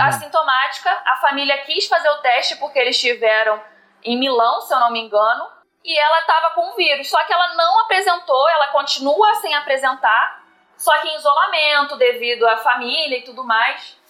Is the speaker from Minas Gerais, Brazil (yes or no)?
no; Rio de Janeiro, Brazil; eu sou da capital do Rio e trabalho em Caxias